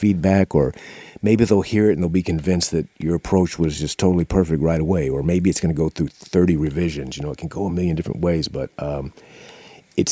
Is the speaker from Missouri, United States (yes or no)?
yes; Kansas City, Missouri, United States; also born or lived in Louisiana / Arkansas; I was from the Kansas City area